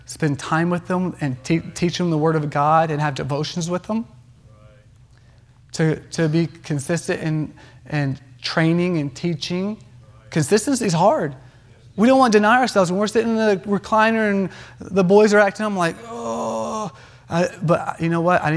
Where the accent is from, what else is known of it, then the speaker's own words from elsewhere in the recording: North Carolina, United States; I grew up in North Carolina